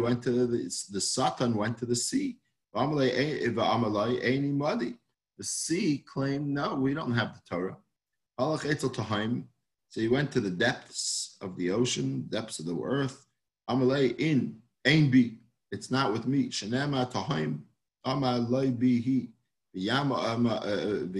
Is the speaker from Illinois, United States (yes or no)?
no; New York City, New York, United States; now in Hollywood, Florida, United States; I grew up in Manhattan